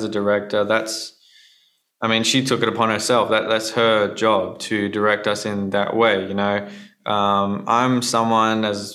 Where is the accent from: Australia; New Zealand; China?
Australia; being Australian